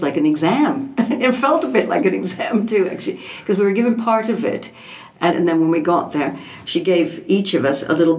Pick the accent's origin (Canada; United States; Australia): Canada; now in United Kingdom; being Canadian